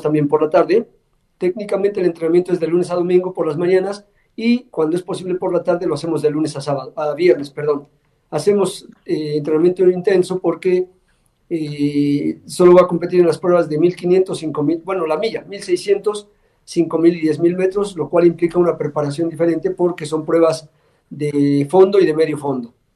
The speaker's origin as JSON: {"language": "Spanish", "region": "Puebla", "country": "Mexico", "said": "soy el único poblano que lo ha ganado"}